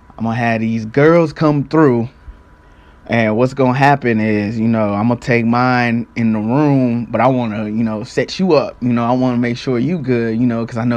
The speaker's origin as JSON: {"language": "English", "town": "St. Louis", "region": "Missouri", "country": "United States", "tie": "born or raised there", "said": "I'm from St. Louis. I stayed in a little municipality called Jennings at the time."}